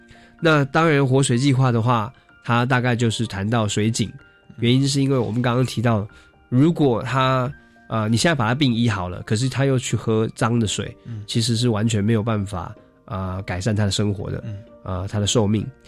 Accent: Taiwan; 可能是因为我们是从小喝地沟油长大啊，那吃那个塑化剂都没有问题了

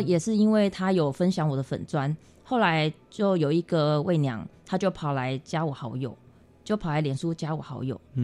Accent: Taiwan; 我们台湾这边

